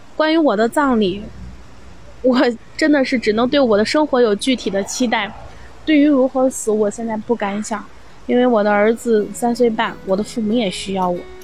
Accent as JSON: {"language": "Chinese", "town": "Changchun", "region": "Jilin", "country": "China", "tie": "born or raised there", "moved": "as an adult", "lives_now": "Xi'an, China", "said": "我今年三十岁，我的老家是吉林省长春市。我目前呢是在西安工作跟生活，已经十年了。我的职业是一名房产销售"}